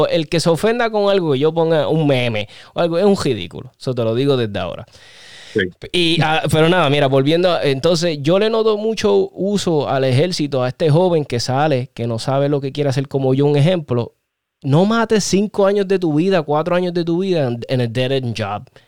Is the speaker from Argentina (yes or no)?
no; Puerto Rico; somos boricuas